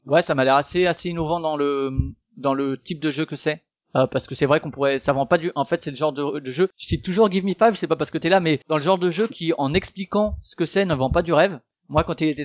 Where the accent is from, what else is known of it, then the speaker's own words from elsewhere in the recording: Strasbourg, Grand Est, France; je suis de Strasbourg